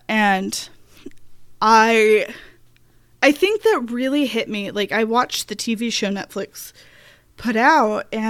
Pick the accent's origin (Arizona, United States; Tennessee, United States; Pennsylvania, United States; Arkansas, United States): Arkansas, United States; Then I got a lot of information from growing up in Arkansas, watching news coverage there.